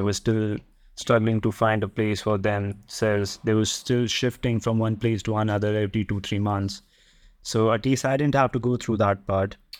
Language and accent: English; Delhi, India; moved away as an adult; also born or lived in Netherlands; I'm from Delhi, India